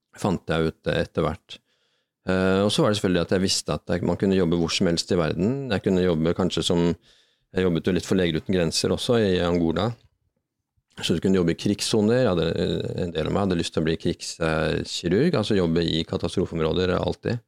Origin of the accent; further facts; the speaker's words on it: Bærum, Akershus, Norway; vokse opp på Rykken